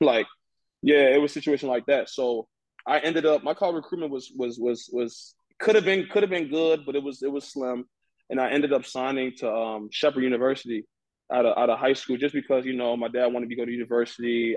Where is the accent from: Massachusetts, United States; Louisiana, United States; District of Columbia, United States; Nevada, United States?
District of Columbia, United States; Washington; I'm originally from Nigeria, but I was born and raised in Washington D.C.